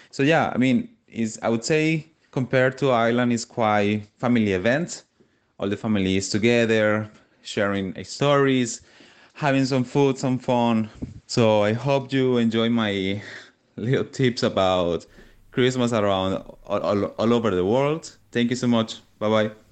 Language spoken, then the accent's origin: English; San Cristóbal, Táchira, Venezuela; moved away; So, I'm from Venezuela